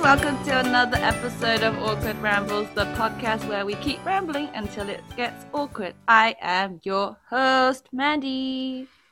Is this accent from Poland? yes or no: no; England, United Kingdom; now in South Korea; as a Brit